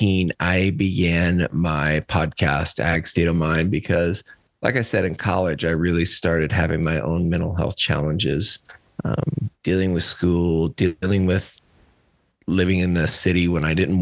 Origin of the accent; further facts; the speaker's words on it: Cuba, Missouri, United States; also born or lived in St. Louis, Missouri; I'm from Cuba, Missouri, outside of Cuba, Missouri. I was born in my family's cow calf operation